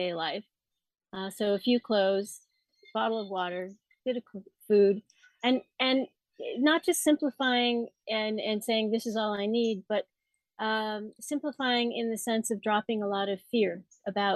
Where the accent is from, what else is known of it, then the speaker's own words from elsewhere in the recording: Colorado, United States; I was born in Colorado and I grew up in the mountains